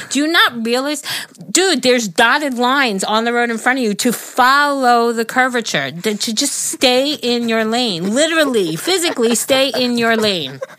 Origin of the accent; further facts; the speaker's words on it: New York, United States; I'm a New Yorker. I know how to do that shit.